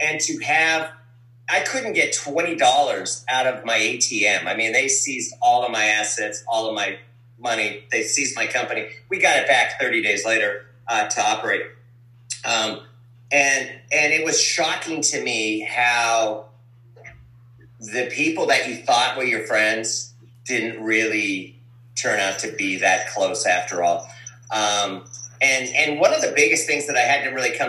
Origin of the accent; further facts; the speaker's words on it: Calgary, Alberta, Canada; I was born in Calgary, Alberta. Ukrainian from Calgary.